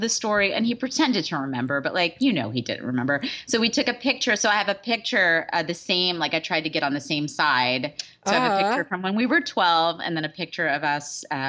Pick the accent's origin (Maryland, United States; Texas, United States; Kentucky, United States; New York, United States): Texas, United States; Waco/Dallas; moved away; I'm from Waco/Dallas